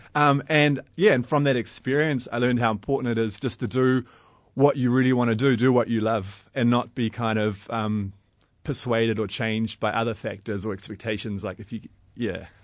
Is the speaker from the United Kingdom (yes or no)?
no; New Zealand; I'm a filmmaker from New Zealand.